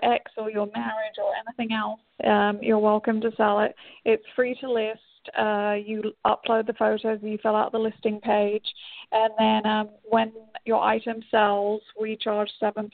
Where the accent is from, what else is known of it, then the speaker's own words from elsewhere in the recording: England, United Kingdom; moved away; I'm English, so I get to take my company back to my homeland, kind